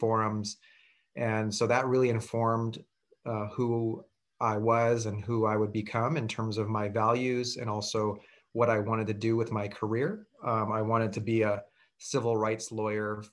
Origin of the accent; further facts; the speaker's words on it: Milpitas, California, United States; also born or lived in San Jose, California; Grew up in Milpitas in the South Bay until I was about 14 years old and then moved to San Jose when I was in high school